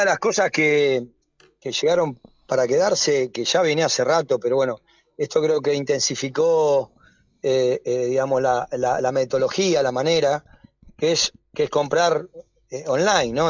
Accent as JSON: {"language": "Spanish", "town": "Avellaneda", "region": "Buenos Aires Province", "country": "Argentina", "said": "yo soy wildense, soy de Avellaneda"}